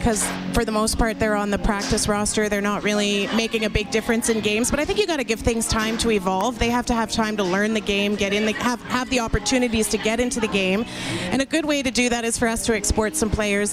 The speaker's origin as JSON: {"language": "English", "town": "Winnipeg", "region": "Manitoba", "country": "Canada", "tie": "born or raised there", "moved": "yes", "said": "I grew up in Winnipeg, so I did grow up a Bomber fan"}